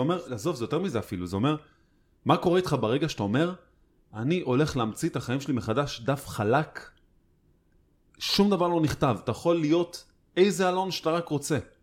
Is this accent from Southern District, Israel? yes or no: no; Holon, Tel Aviv District, Israel; אני גדלתי בעיר, והתמזל מזלי לגדול אה, סביב אה, קהילה בוכרית גדולה